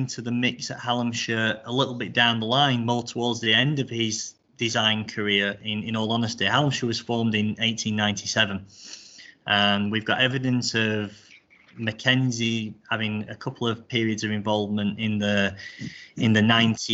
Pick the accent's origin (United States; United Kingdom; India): United Kingdom; Rotherham, Yorkshire and the Humber; I grew up in Rotherham, Rotherham Golf Club